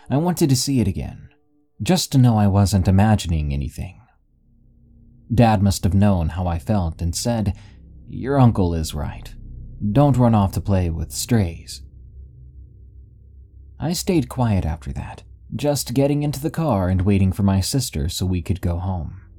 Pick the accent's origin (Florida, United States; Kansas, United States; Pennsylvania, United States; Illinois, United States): Kansas, United States; Heck, even my hometown is famous for being the hometown of Lady Greyhound, for whom the Greyhound bus line gets its name.